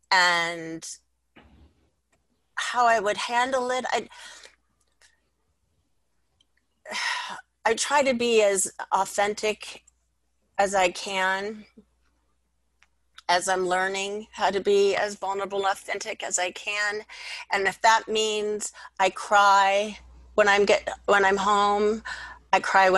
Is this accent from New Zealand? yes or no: no; Los Angeles, California, United States; I grew up in North Hollywood, Studio City area. It would be called Valley Village now